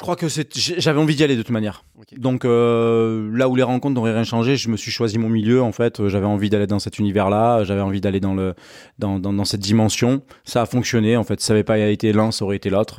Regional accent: Pessac, Nouvelle-Aquitaine, France; j'habite, euh, à la campagne, j'habite, euh, Saint-Vert-Bordeaux, je suis né à, à Pessac

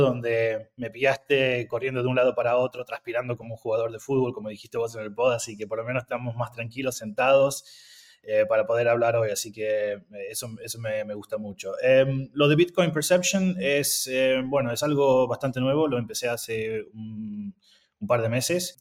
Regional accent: Argentina; moved away; yo soy argentino

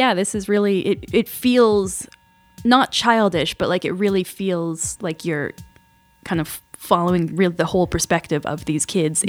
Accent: Morinville, Alberta, Canada; I grew up in Morinville in a small town, right?

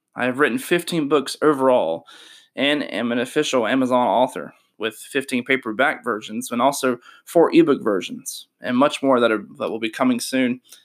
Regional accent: Shelby, North Carolina, United States; Born and raised in Shelby, North Carolina on May twenty-eighth, nineteen ninety.

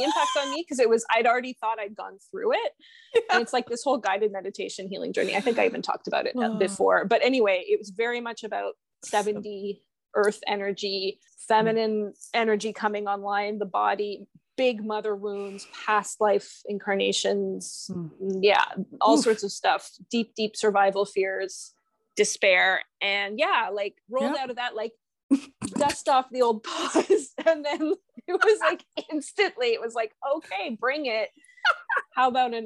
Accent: Canada; I am Canadian

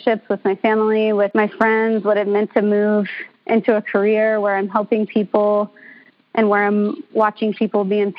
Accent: Kentucky, United States; moved away as an adult; now in Seattle, United States; I'm from Kentucky. I just moved out across the country from my family on my own just a few years ago

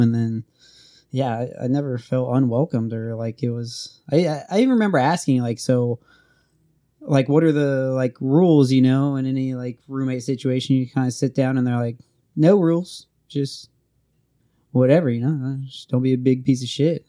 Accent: Oregon, United States; moved away as an adult; I was from Oregon

